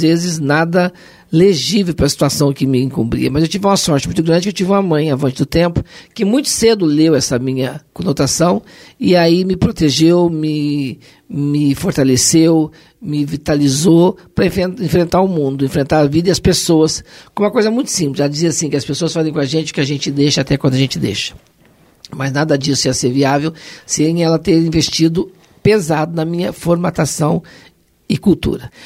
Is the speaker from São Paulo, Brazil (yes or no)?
no; Poços de Caldas, Minas Gerais, Brazil; moved away as an adult; also born or lived in Machado / Serrania; nasci em Machado, sul de Minas, fui criada em Serrania até os oito anos, fui para Poço de Caldas e lá fiquei até os 20